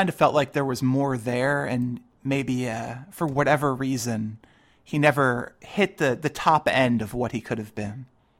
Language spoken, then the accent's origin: English; near Sacramento, California, United States; I was born in California and sort of grew up, you know, closer to Sacramento.